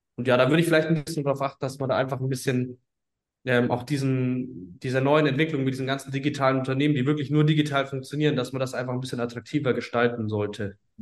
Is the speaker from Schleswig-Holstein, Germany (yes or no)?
no; Bayreuth, Bavaria, Germany; moved away as an adult; now in Hamburg, Germany; wir kommen ursprünglich tatsächlich aus Bayreuth im schönen Oberfranken